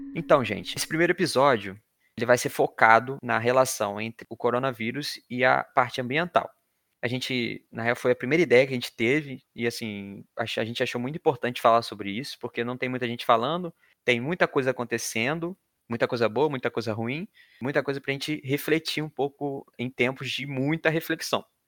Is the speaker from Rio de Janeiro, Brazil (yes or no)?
yes; Rio de Janeiro, Brazil; moved away; sou natural do Rio de Janeiro